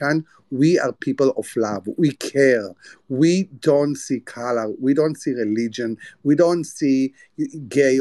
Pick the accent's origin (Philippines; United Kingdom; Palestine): Palestine; moved away; also born or lived in United States; I'm a poor Palestinian man.